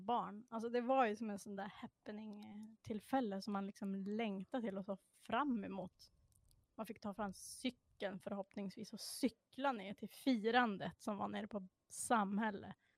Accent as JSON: {"language": "Swedish", "town": "Sorsele", "region": "Västerbotten County", "country": "Sweden", "tie": "born or raised there", "said": "jag är ju då från Sorsele"}